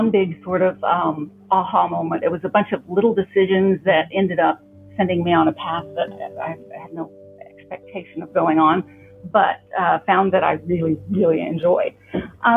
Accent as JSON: {"language": "English", "town": "Yukon", "region": "Oklahoma", "country": "United States", "tie": "born or raised there", "said": "I am an Oki native. Mm-hmm. I have been here my whole life."}